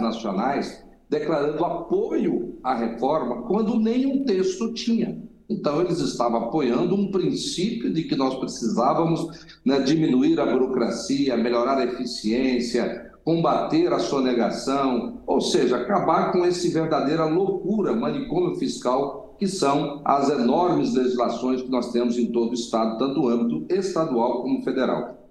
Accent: Brazil; como brasileiro

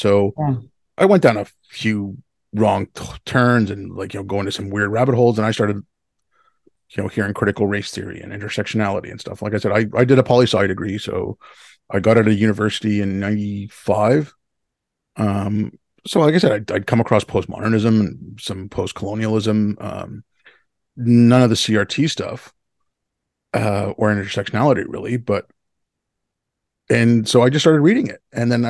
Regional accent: Montreal, Quebec, Canada; also born or lived in Hyderabad, India; I was born in India. I was born in Hyderabad. I was born in 69. My family moved here in 75 when I was six. I moved and, where? Montreal.

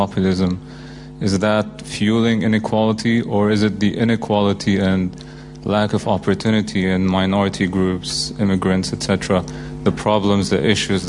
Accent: Syria; moved away; I'm from Syria originally.

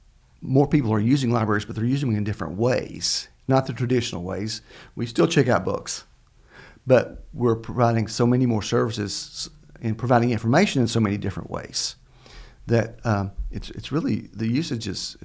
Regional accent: Kentucky, United States; I grew up in Laurel County, yes.

